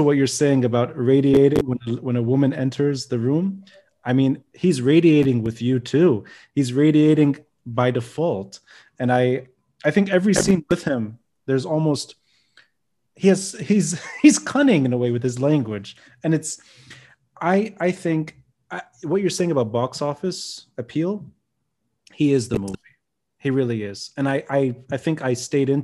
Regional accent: Lebanon; myself growing up in Lebanon, carrying the Lebanese flag was a political statement

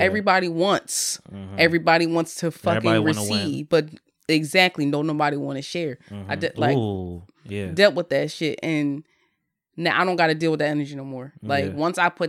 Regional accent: Bristol, Pennsylvania, United States; also born or lived in Bensalem, Pennsylvania; I'm from Bristol, Pennsylvania. I mean, you could say Ben Salem. I started in Ben Salem first.

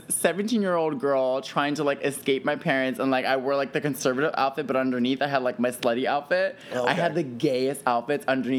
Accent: Deptford, New Jersey, United States; moved away as an adult; also born or lived in Chicago, Illinois; now in Philadelphia, United States; I grew up in South Jersey, originally from Chicago.

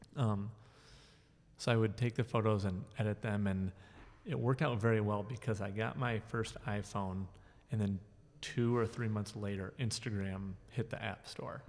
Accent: Jackson, Michigan, United States; also born or lived in Mount Pleasant, Michigan; I grew up here in Jackson.

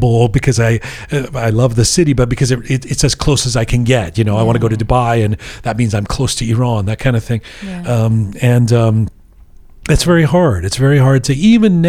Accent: England, United Kingdom; now in Canada; Despite the fact that I'm a Canadian citizen, despite the fact that I was born in England, I'm a British Canadian citizen.

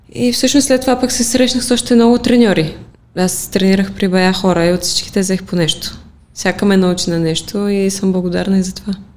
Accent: Pleven, Pleven Province, Bulgaria; Аз лично го приемам вътрешно, защото си е моя роден град

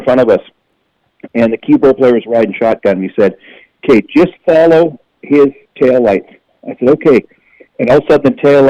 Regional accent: Canada; that's the reality of touring as a Canadian musician.

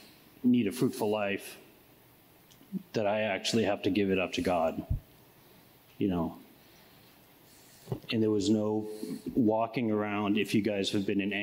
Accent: Oakland, California, United States; also born or lived in Palo Alto; I grew up in Oakland all my life

